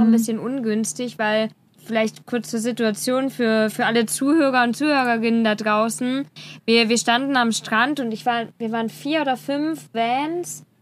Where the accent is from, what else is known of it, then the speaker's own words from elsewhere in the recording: Germany; wir als Deutsche